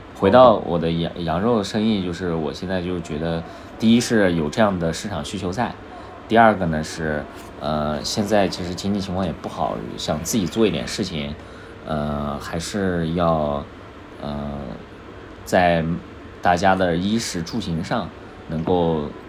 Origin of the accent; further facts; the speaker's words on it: Xinjiang, China; now in Beijing, China; 因为我在北京，我是新疆人